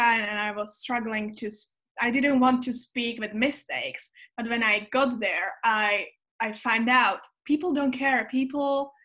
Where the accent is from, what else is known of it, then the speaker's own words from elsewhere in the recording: Czechia; English is a second language; moved away as an adult; also born or lived in Canada; I was also volunteering in the summer camps back in Czech